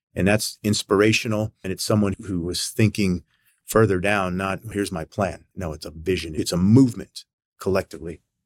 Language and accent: English; United States; as a young kid growing up in the United States